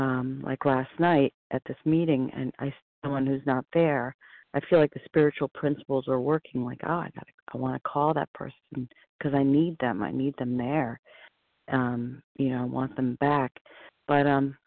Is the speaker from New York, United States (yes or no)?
yes; New York City, New York, United States; Growing up in Manhattan